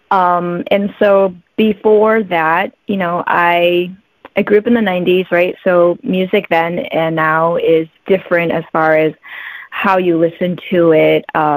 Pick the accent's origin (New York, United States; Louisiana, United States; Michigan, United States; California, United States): Michigan, United States; moved away as an adult; also born or lived in Detroit; now in Honolulu, United States; I'm actually from Michigan. Right now, I'm here in Honolulu